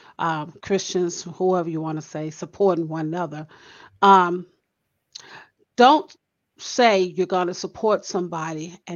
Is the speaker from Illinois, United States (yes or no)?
yes; Chicago, Illinois, United States; that's what I grew up on in Chicago. We supported one another